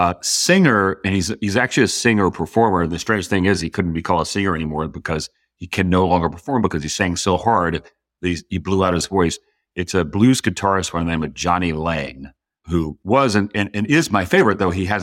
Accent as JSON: {"language": "English", "region": "Georgia", "country": "United States", "tie": "born or raised there", "said": "So parents got divorced in an early age, and that's a challenge for anybody. I was 5 years old. But where I grew up was"}